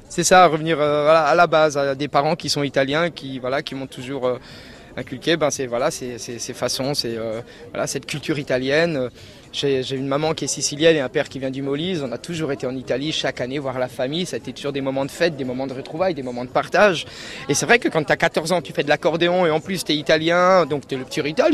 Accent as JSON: {"language": "French", "area": "Alsace", "region": "Grand Est", "country": "France", "said": "je suis d'Alsace."}